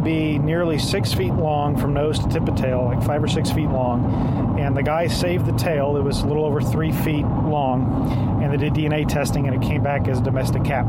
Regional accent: Wilson County, South Texas, United States; I'm from South Texas, rural Wilson County

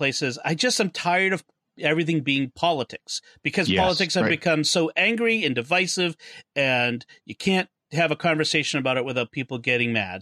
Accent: United States; an American viewer

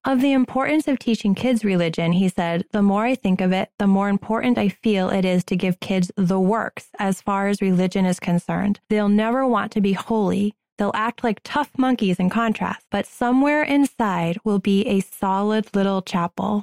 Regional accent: Boston, Massachusetts, United States; I'm from Boston.

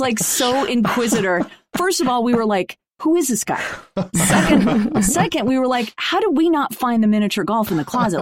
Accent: Los Angeles, California, United States; growing up in Los Angeles in an entertainment family

